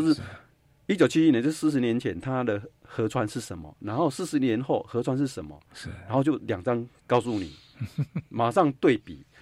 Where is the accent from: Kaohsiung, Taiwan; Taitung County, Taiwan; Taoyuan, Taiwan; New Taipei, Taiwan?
Taitung County, Taiwan; Taitung; 我是来自台东的